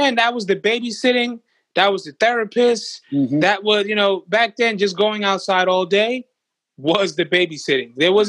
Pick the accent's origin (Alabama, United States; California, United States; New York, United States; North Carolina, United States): New York, United States; Brooklyn; Fort Greene, Brooklyn, honestly, in the quickest way I could describe it, is like the movie Friday.